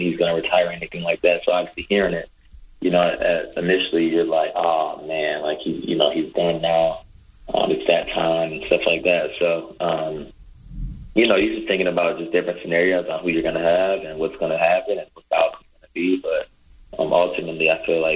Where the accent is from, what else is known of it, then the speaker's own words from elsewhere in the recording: Michigan, United States; now in Tampa, United States; I'm from Michigan